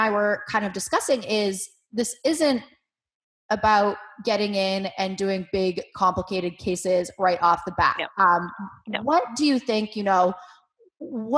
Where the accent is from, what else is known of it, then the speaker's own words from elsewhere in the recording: New England, United States; growing up in New England